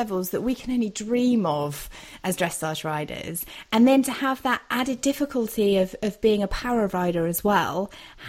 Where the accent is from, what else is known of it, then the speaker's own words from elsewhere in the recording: Dorset, South West England, United Kingdom; my hometown in Dorset